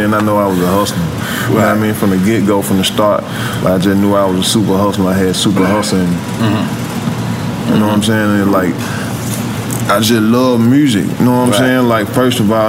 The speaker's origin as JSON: {"language": "English", "town": "Memphis", "region": "Tennessee", "country": "United States", "tie": "born or raised there", "also_born_or_lived": "Chicago, Illinois"}